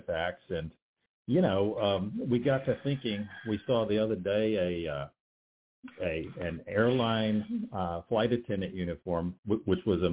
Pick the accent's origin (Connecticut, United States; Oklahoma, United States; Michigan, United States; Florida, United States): Florida, United States; Tampa; now in Atlanta, United States; I grew up in Tampa